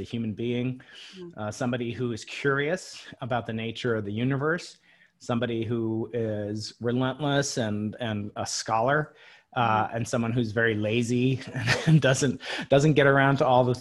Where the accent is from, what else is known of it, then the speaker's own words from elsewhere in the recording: Long Island, New York, United States; I grew up outside New York City on Long Island